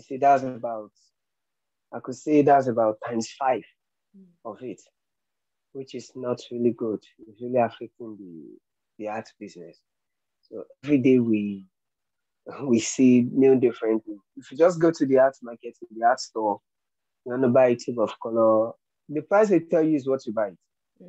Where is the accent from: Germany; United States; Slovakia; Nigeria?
Nigeria; I'm a Nigerian and I'm a painter